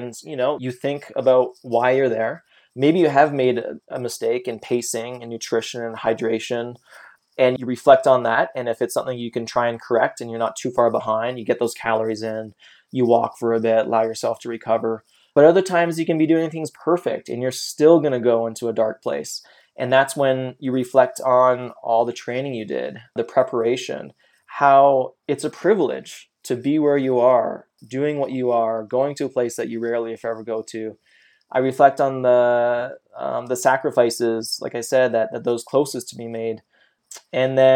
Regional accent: Canada; moved away as an adult; now in United States; I'm Canadian and I was on a working visa

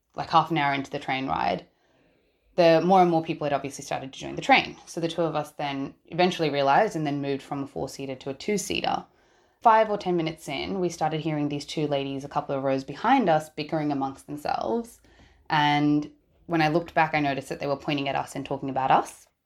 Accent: Australia; I am a Sri Lankan born and raised in Australia

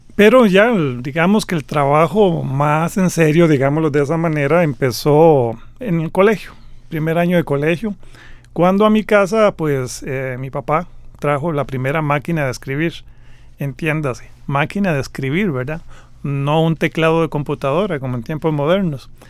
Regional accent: Costa Rica; soy un costarricense.

